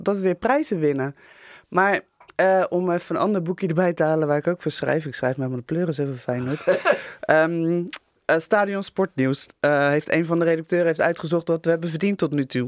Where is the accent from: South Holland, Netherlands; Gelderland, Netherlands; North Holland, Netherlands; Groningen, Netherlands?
South Holland, Netherlands; Rotterdam; we als Rotterdammers